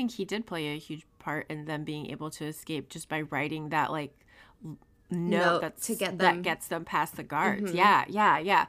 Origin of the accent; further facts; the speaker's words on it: United States; I'm an American.